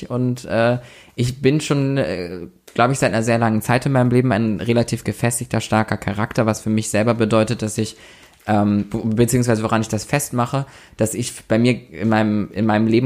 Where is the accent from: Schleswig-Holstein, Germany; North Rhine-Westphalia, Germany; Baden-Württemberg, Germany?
Schleswig-Holstein, Germany; Lübeck; ich vergleiche immer, wie viele Einwohner meine Heimatstadt hat und dann